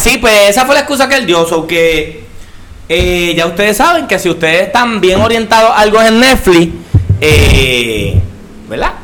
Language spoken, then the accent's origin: Spanish; Puerto Rico